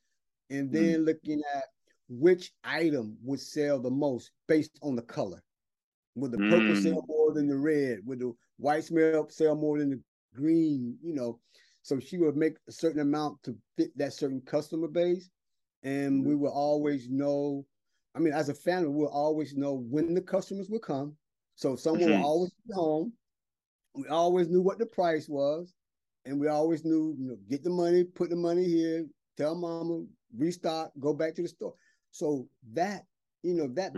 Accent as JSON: {"language": "English", "town": "Brunswick", "region": "Georgia", "country": "United States", "tie": "born or raised there", "moved": "as an adult", "lives_now": "Shanghai, China", "said": "I'm from South Georgia where it's hot"}